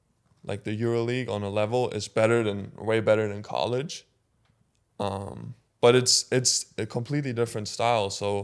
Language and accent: English; Germany; English is a second language; one of the main things that I remember was, like, the coach was saying, like, if you guys are lucky, one guy is going to play professionally in Germany.